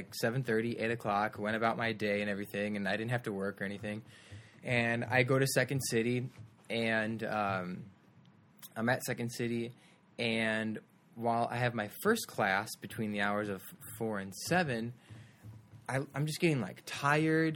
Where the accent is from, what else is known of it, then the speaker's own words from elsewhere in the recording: Glen Ellyn, Illinois, United States; I'm from Glen Ellyn, Illinois